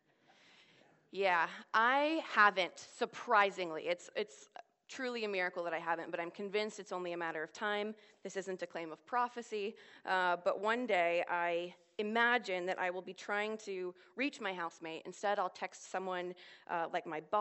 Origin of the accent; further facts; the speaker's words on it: Washington, District of Columbia, United States; moved away as an adult; now in Oxford, United Kingdom; I'm from the Washington, D.C. area